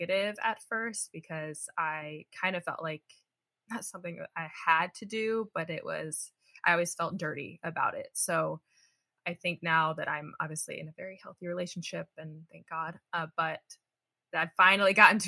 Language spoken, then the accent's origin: English; Midwest, United States; I grew up in the Midwest